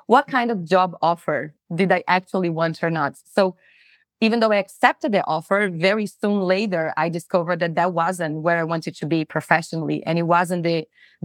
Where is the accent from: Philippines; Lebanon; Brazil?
Brazil; moved away as an adult; also born or lived in New Zealand; I'm originally from Brazil